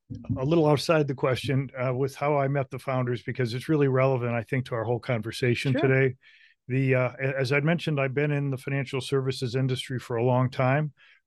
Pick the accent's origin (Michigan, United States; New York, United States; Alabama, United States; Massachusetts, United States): Michigan, United States; I grew up in Michigan, which is where our company is headquartered, White Glove.